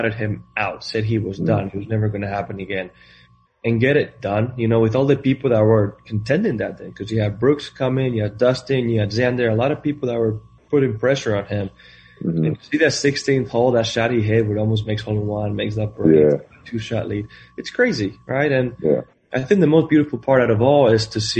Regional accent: Spain; moved away as an adult; I'm coming from Spain. I grew up in a town with 1,200 people.

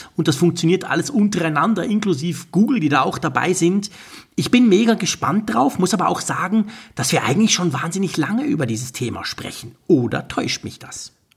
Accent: Switzerland; ich als Schweizer

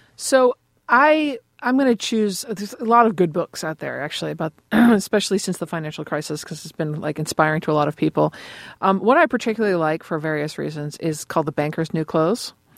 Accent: Boston, Massachusetts, United States; I'm from Boston

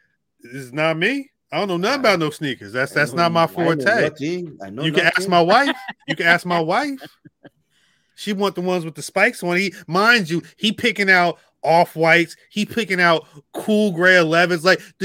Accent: Baltimore, Maryland, United States; I'm from Baltimore. I'm from Baltimore.

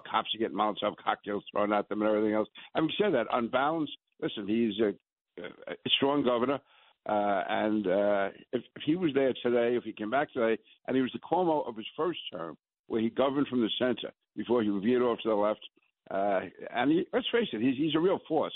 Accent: New York, United States; I'm a New Yorker

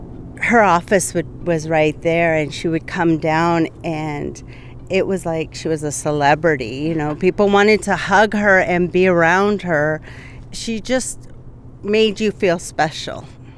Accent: Standing Rock, United States; also born or lived in Rosebud; and I am Lakota. I am from Standing Rock and Rosebud.

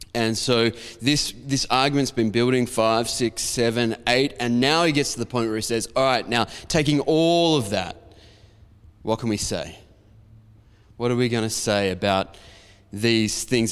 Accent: Diamond Creek, Victoria, Australia; where I grew up in Diamond Creek

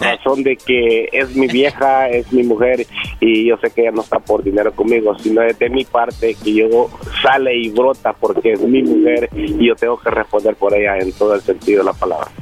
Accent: El Salvador; soy salvadoreño.

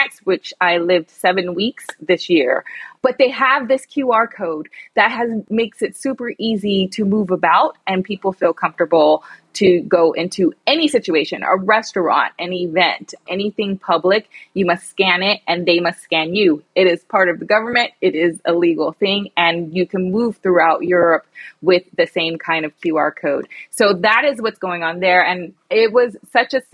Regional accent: United States; also born or lived in London; being identified as the American girl.

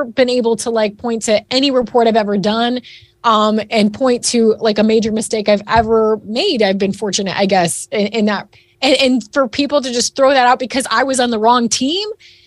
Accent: Northwest Ohio, United States; now in Texas, United States; I'm living in Texas now, but I was raised in Northwest Ohio, and I grew up with a fierce rivalry between Michigan and Ohio State

